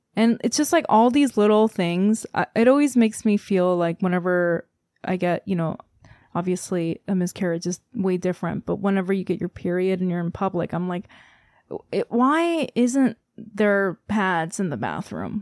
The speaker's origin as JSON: {"language": "English", "country": "South Korea", "moved": "yes", "said": "I'm from Korea"}